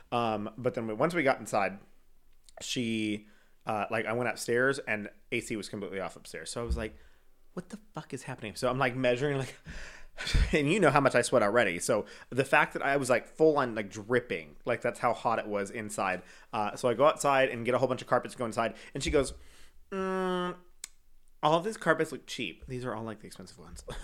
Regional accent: Canada

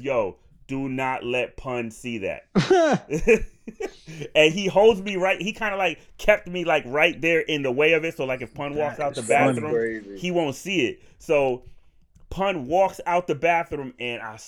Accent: Lynn, Massachusetts, United States; moved away; also born or lived in Harrisburg, Pennsylvania; I'm from Boston too

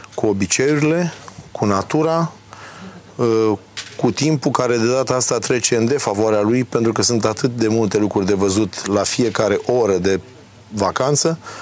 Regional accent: Galați, Galați County, Romania; also born or lived in Chilia Veche / Constanța; M-am născut la Galați, dar am făcut studiile, am făcut școala de marină, liceu și facultate la Constanța

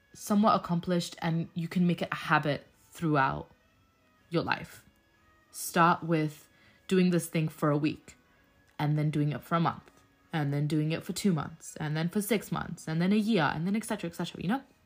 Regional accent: Australia; So, I'm an Australian Muslim. Uh, my background is Afghanistan, so I am Afghan

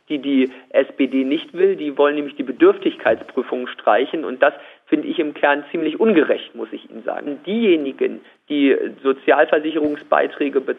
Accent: East Germany, Germany; dass man auch als Ostdeutscher und als jemand, der aus dem ländlichen Raum kommt, keinen Grund hat, sein Licht unter den Scheffel zu stellen

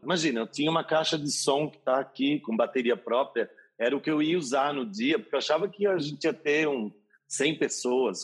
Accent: Nova Odessa, São Paulo, Brazil; moved away as an adult; also born or lived in Campinas; now in São Paulo, Brazil; Nascida em Campinas mas cresci em Nova Odessa, então a minha cidade eu digo que é Nova Odessa

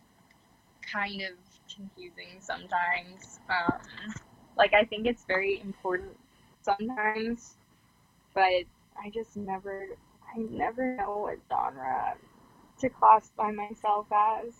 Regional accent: New York, United States; born or raised there

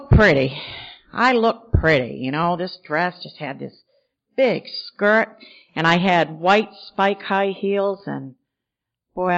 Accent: Maine, United States; back home in Maine

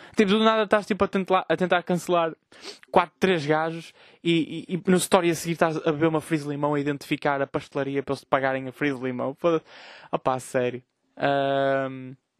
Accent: Vila Nova de Gaia, Norte, Portugal; Eu, eu sou de Gaia

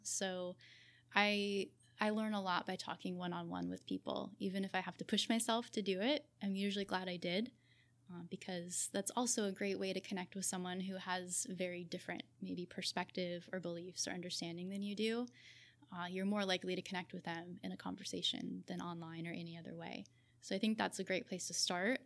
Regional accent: Southern California, United States; also born or lived in Berkeley, California / Australia; I grew up in Southern California

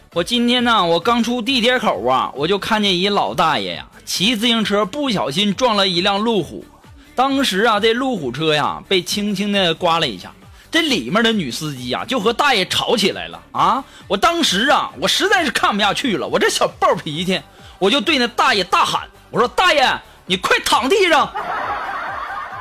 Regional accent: China; 我们中国人太厉害了

